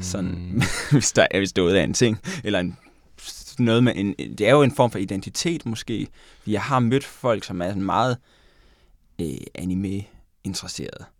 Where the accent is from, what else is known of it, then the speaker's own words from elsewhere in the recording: Japan; now in Denmark; jeg er fra Japan